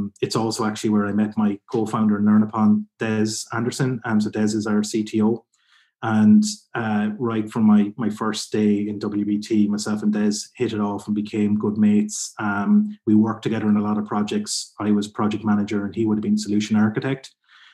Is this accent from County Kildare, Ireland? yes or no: yes; County Kildare, Ireland; also born or lived in Carlow; I'm originally from Kildare in Ireland, which is a bit just south of Dublin